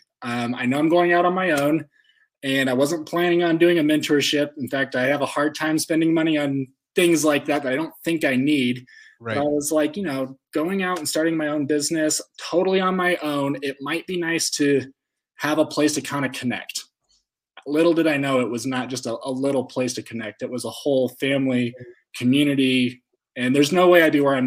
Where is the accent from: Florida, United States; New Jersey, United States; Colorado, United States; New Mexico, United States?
Colorado, United States; Fort Collins; now in Colorado Springs, United States; I'm from Fort Collins, Colorado, born and raised.